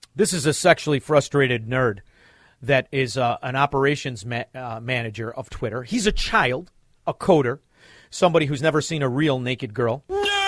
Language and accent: English; Chicago, Illinois, United States; We are from Chicago